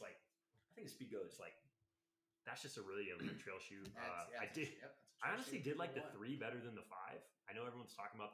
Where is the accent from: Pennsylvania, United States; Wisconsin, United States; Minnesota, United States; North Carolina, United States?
North Carolina, United States; moved away as an adult; now in Oklahoma, United States; But when I was in North Carolina, I grew up in North Carolina, man.